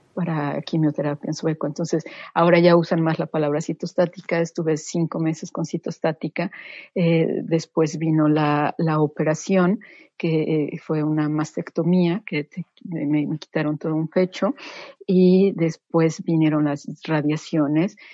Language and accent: Spanish; Mexico; moved away; somos mexicanos en el extranjero y somos embajadores de tiempo completo